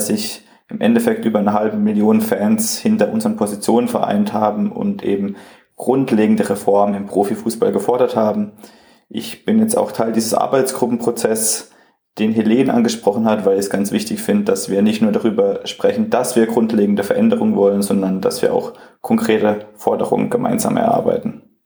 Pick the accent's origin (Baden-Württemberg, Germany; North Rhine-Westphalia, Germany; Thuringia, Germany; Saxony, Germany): Baden-Württemberg, Germany; Freiburg; ich komme auch aus Freiburg